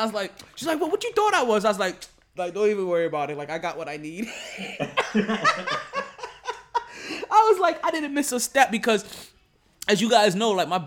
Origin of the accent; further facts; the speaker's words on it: Jamaica; as a Jamaican, like, we use a whole different side of the pork